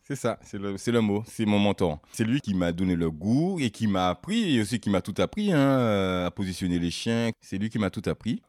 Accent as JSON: {"language": "French", "country": "Martinique", "moved": "yes", "lives_now": "Brittany, France", "said": "Je suis martiniquais d'origine. Ça fait maintenant 15 ans que je suis ici, en Bretagne."}